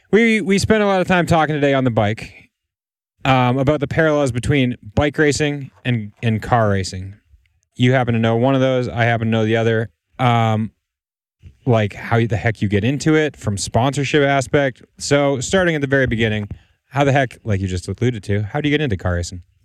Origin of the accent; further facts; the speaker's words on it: United States; As an American, as a fan of this sport, as an American fan of this sport